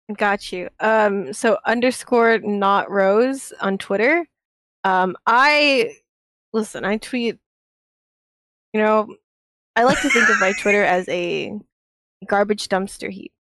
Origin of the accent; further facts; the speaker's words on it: Hong Kong; I'm fucking from Hong Kong